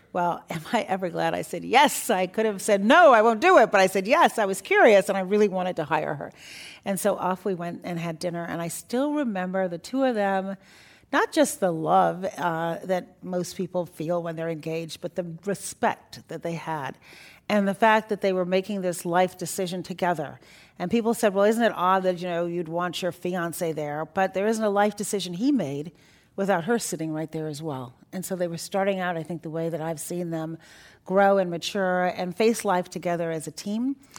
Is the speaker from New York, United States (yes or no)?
no; Chicago, Illinois, United States; also born or lived in Iran; We're from Chicago